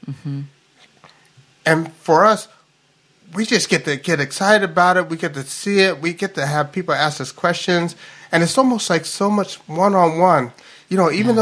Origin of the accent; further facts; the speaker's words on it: Louisville, Kentucky, United States; now in Seattle, United States; I'm like from Louisville, Kentucky, so I always get these analogies of horses